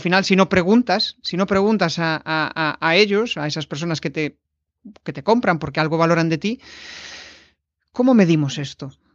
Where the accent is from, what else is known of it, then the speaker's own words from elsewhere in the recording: Galicia, Spain; now in Vigo, Spain; somos los dos gallegos, eh, nacimos en el, mismo, en el mismo ayuntamiento